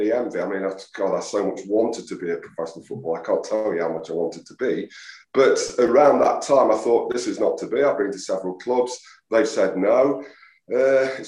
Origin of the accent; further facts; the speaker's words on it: Mansfield, East Midlands, United Kingdom; I am from Mansfield